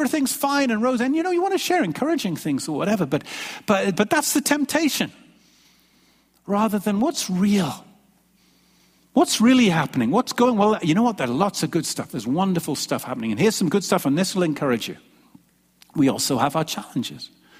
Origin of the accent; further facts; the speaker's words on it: England, United Kingdom; moved away as an adult; When I came from England back in 1992, seems like a long time ago now, 29 years old, some of you remember me then.